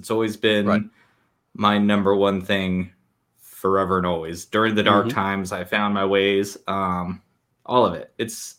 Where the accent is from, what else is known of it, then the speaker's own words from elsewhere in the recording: Southwest, United States; I grew up in the desert. I grew up in the Southwest.